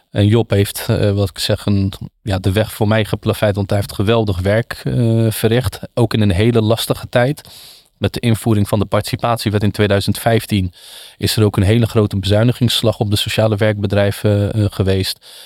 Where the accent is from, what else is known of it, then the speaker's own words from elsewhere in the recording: Wateringen, South Holland, Netherlands; Ik kom uit het Westland, eh, bestaat uit elf dorpen, eh, Wateringen